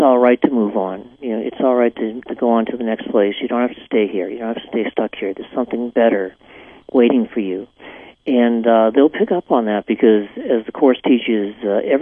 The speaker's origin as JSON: {"language": "English", "town": "Salem", "region": "Massachusetts", "country": "United States", "tie": "born or raised there", "moved": "yes", "said": "where I was born in Salem, Massachusetts."}